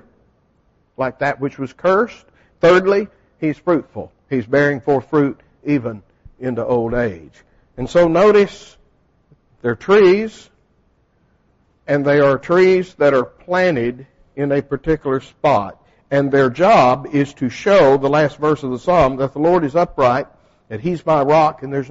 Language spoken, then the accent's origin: English; Texas, United States; moved away; when I grew up in Texas, the only trees we had, we didn't have the nice hardwoods like you have